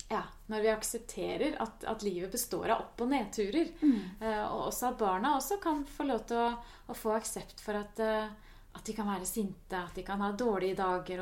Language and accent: Norwegian; Norway; som nordmenn